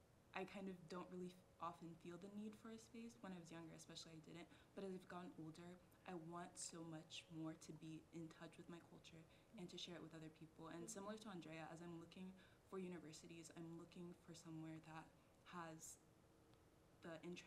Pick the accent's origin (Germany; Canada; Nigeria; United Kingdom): Nigeria; for me personally, as a Black minority and also as a Nigerian minority, I want so much to share my culture with other people now